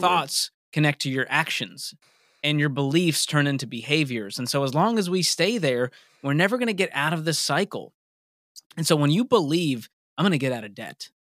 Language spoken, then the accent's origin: English; Boston, Massachusetts, United States; moved away as an adult; also born or lived in Mobile, Alabama; I grew up in Boston and ended up finishing college in Mobile, Alabama